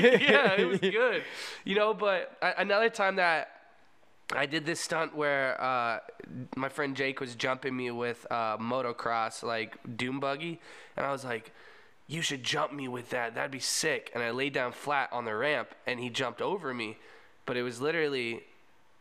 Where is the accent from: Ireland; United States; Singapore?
United States; Orlando, Florida; also born or lived in Cocoa Beach, Florida / Merritt Island, Florida; I grew up in Orlando, Florida, and like Cocoa Beach, Merritt Island area